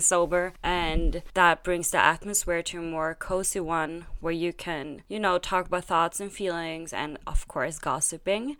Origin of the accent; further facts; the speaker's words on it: Sweden; now in Berlin, Germany; growing up in Sweden